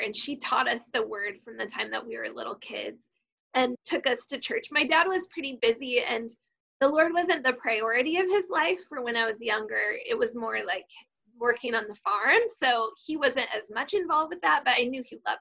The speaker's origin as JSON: {"language": "English", "town": "Klamath Falls", "region": "Oregon", "country": "United States", "tie": "born or raised there", "said": "I was born in Klamath Falls, which is in Southern Oregon, and my dad was a part of a big family cattle ranch, so I grew up out on a cattle ranch"}